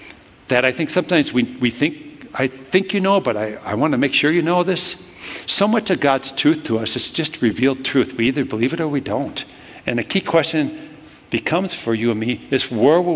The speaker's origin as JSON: {"language": "English", "region": "Minnesota", "country": "United States", "said": "I'm from Minnesota"}